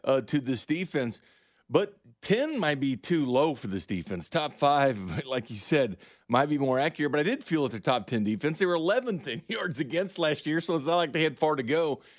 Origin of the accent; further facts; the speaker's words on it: Missouri, United States; I live in the Show Me State. I'm from the Show Me State